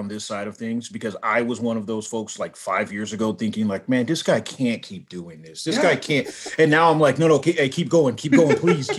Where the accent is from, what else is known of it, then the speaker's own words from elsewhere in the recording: Los Angeles, California, United States; I grew up in Los Angeles, you know, during the 80s and 90s.